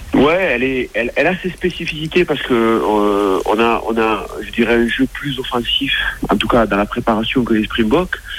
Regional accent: France; chez nous en France

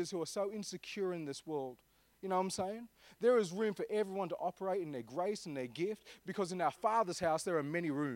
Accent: Armidale, New South Wales, Australia; I'm from Armidale

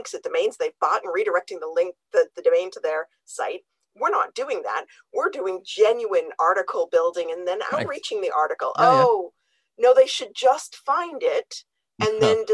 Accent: Canada; I'm Canadian.

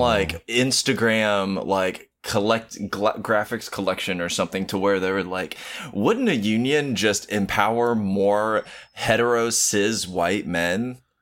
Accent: United States; I am American

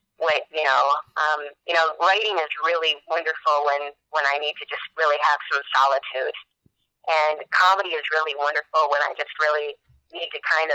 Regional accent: Flushing, Michigan, United States; I'm from Flint, and I'm from a small town 5 minutes west of Flint called Flushing

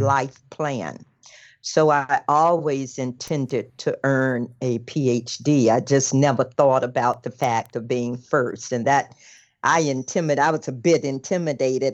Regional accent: the South, United States; I'm from the South

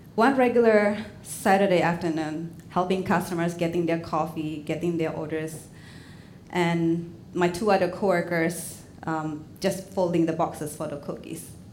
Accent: Indonesia; English is a second language; moved away as an adult; now in Portland, United States; Back in Indonesia, I mean, I'm fluent in Indonesian and Chinese

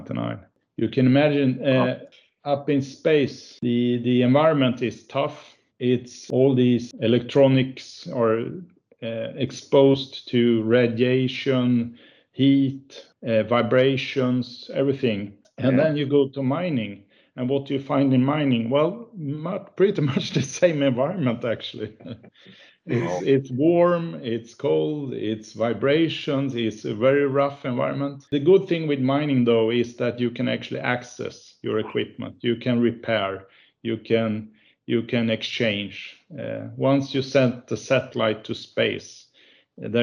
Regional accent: Örebro, Örebro County, Sweden; We have Epiroc in my hometown. I was born here in Örebro, is the town.

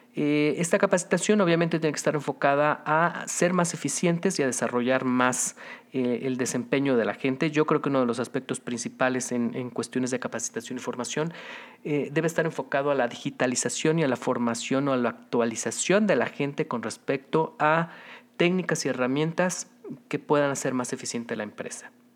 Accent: Mexico

